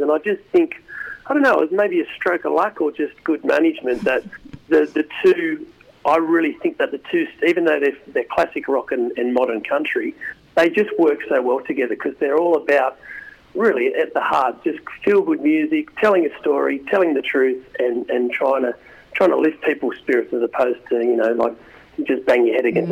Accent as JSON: {"language": "English", "country": "Australia", "said": "we're just Aussie, Aussie, Aussie musicians"}